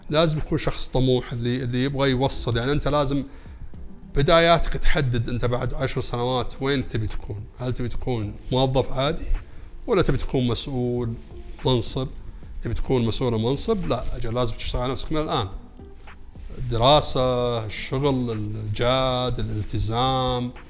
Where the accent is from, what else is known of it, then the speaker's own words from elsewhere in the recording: Saudi Arabia; اتكلم كسعوديه